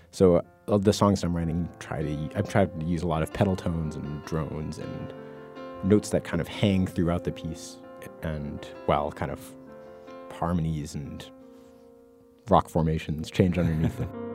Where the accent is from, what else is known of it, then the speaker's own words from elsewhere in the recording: United States; I grew up in the Mass New Hampshire border